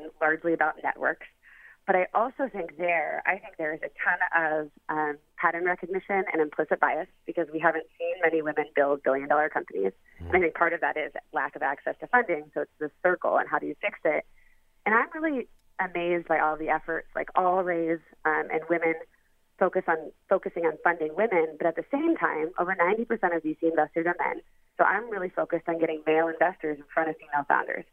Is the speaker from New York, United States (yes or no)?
no; Columbus, Ohio, United States; I am a child born of the middle of the country. I was raised in Columbus, Ohio